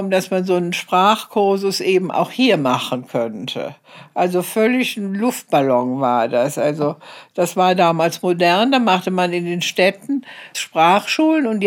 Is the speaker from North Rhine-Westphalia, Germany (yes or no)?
yes; Cologne, North Rhine-Westphalia, Germany; moved away as an adult; now in Eritrea; bin ja Kölnerin.